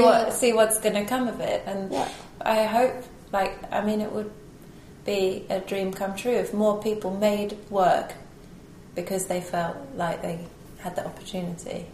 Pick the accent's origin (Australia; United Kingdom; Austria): United Kingdom; being British